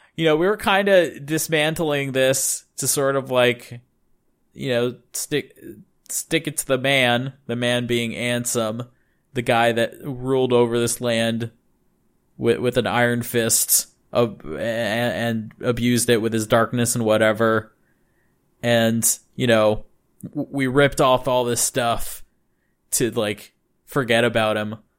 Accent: United States; now in Japan; the standards of me being an American and what we have in America

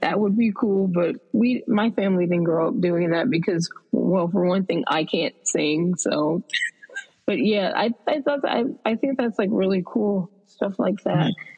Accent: United States; being an American

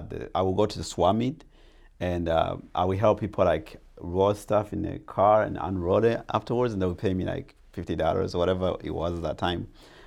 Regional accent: Arizona, United States; English is a second language; also born or lived in Tanzania; I came to America when I was 14, and even though I've been here for 22 years, even though I grew up in Arizona

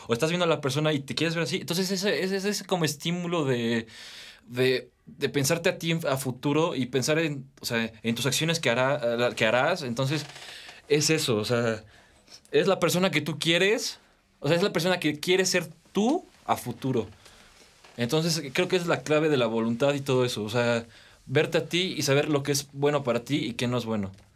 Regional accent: Metepec, State of Mexico, Mexico; tengo 19 años, soy de aquí, de Toluca, de Metepec

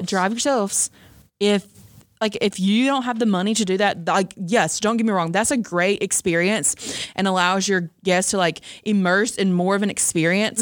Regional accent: the South, United States; I'm from the South

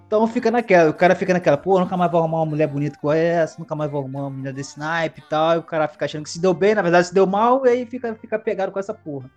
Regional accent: Brazil; a gente é brasileiro

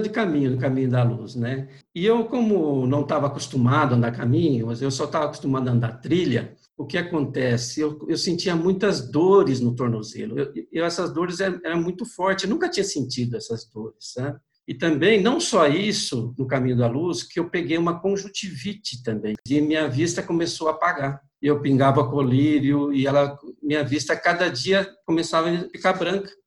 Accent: Lins, São Paulo, Brazil; moved away as an adult; also born or lived in Birigui / Goiânia; now in São Paulo, Brazil; eu sou nascido na cidade de Birigui, no interior de São Paulo, mas eu fui criado em Lins até os 23 anos de idade.

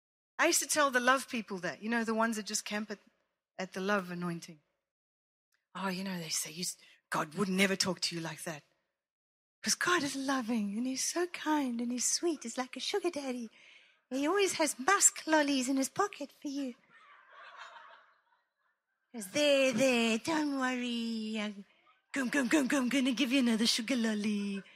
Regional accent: Italy; I grew up in Italy watching my mother play for the Roman dance school, the company, whatever.

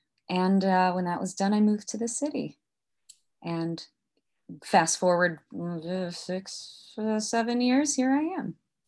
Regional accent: Daytona Beach, Florida, United States; moved away as an adult; now in New York City, United States; I'm from Daytona Beach, Florida, Ormond technically, but Daytona Beach area. And there was an equity theater called Seaside Music Theater in my hometown.

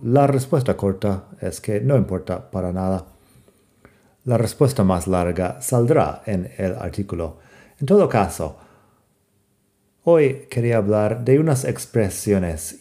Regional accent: United States; soy de Estados Unidos y no, no hablo con acento británico.

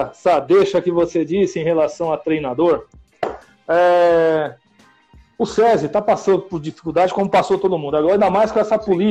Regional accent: São Bernardo do Campo, São Paulo, Brazil; Eu moro, eu sou daqui de São Bernardo.

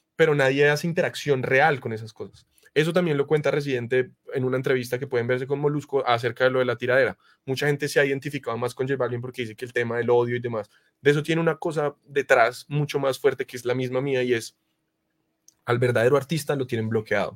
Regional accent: Colombia; en mi país, acá en Colombia

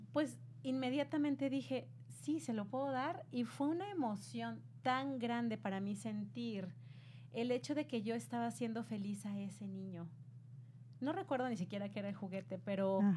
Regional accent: Mexico; yo soy de México

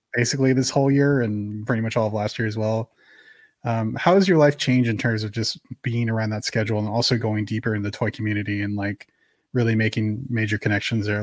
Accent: San Francisco Bay Area, California, United States; growing up in the San Francisco Bay Area

